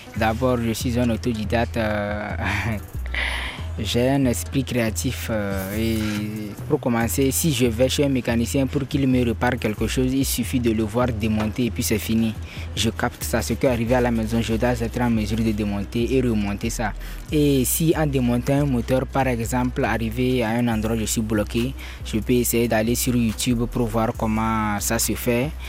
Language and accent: French; Kara, Kara Region, Togo; now in Lomé, Togo; J'ai vécu depuis mon enfance à Kara